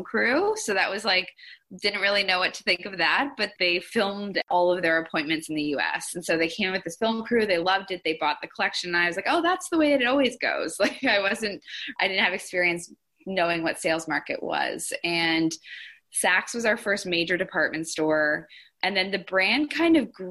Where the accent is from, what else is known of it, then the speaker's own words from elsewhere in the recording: Toronto, Ontario, Canada; I grew up in Toronto